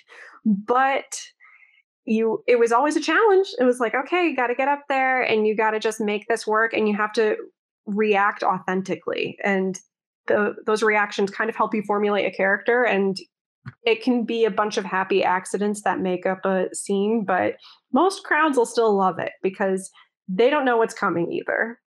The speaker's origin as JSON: {"language": "English", "region": "Connecticut", "country": "United States", "tie": "born or raised there", "moved": "yes", "said": "I'm originally from Connecticut, so the way I grew up and the way I speak is not necessarily like the people that I perform"}